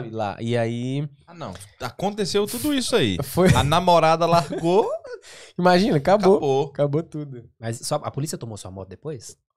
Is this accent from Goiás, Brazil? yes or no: yes; Goiás, Brazil; also born or lived in Portugal / Spain / France; now in London, United Kingdom